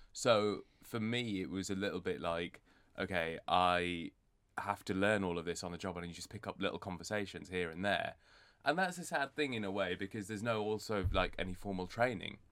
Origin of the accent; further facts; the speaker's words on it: Bradford, Yorkshire and the Humber, United Kingdom; moved away as an adult; also born or lived in Edinburgh; I was born and raised in Bradford